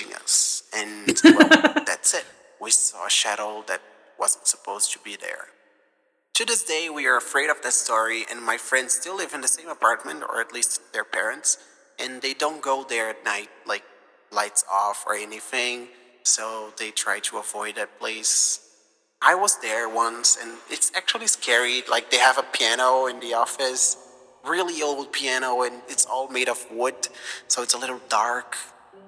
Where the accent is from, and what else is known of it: Brazil; born or raised there; moved away